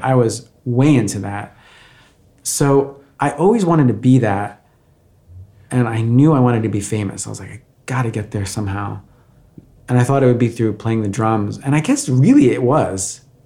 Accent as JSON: {"language": "English", "town": "Valley Stream", "region": "New York", "country": "United States", "tie": "born or raised there", "also_born_or_lived": "Brazil / Bayside, Queens", "moved": "as an adult", "lives_now": "Los Angeles, United States"}